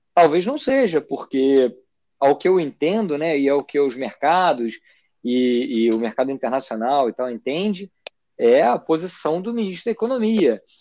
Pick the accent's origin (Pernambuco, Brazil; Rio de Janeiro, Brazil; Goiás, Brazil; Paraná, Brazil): Rio de Janeiro, Brazil; eu vim do Rio de Janeiro